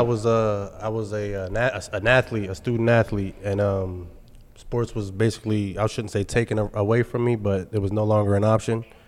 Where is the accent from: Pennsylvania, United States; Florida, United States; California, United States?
Pennsylvania, United States; Carlisle; also born or lived in Texas; I'm from Carlisle, Pennsylvania